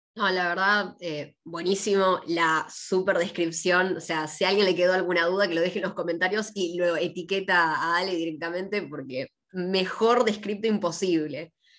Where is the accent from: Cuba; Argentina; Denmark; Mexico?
Argentina